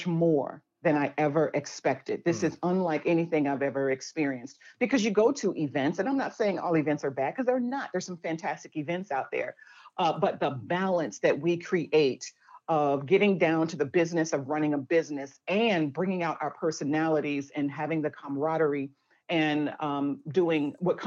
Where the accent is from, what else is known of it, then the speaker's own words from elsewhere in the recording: Chicago, Illinois, United States; I was born and raised in Chicago